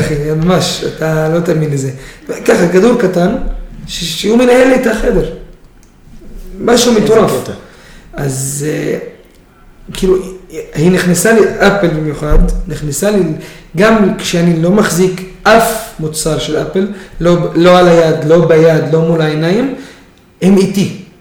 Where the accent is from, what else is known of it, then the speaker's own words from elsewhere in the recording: Israel; אני ישראלי דרוזי